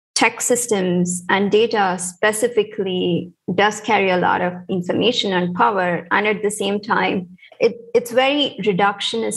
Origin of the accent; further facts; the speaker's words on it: India; moved away as an adult; also born or lived in United States; I'm also from India